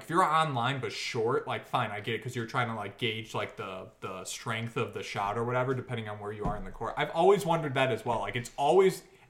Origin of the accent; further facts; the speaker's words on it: Chicago, Illinois, United States; because we're from Chicago